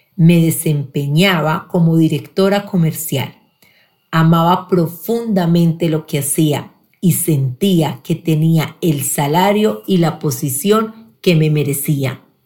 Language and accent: Spanish; Pereira, Risaralda, Colombia; Nací en Pereira, soy la mayor de tres hermanos